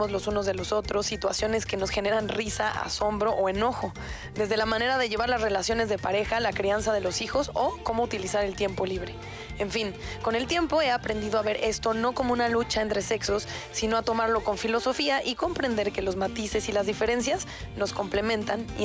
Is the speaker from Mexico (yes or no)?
yes; Mexico; como buena mexicana